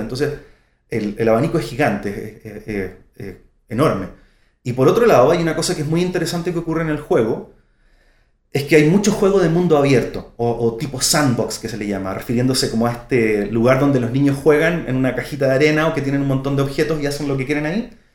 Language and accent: Spanish; Santiago, Santiago Metropolitan Region, Chile; vengo de Santiago de Chile, soy de Santiago.